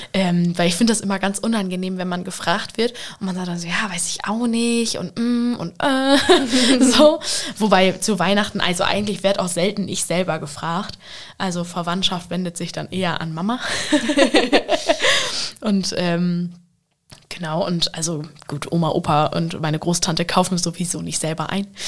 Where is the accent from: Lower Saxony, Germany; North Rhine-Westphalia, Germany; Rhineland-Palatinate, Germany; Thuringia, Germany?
Lower Saxony, Germany; Vechta; in meinem Heimatdorf in Fechter